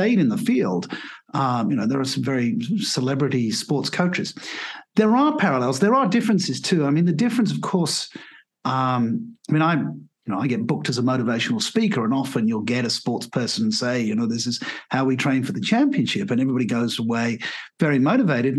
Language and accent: English; English grammar school, England, United Kingdom; moved away as an adult; also born or lived in Asia / Australia; now in Portugal; So I'm British by birth. I'm Australian by passport. I'm Asian by the fact that I lived there for 18 years, and I'm Brazilian by wife, and I live in Portugal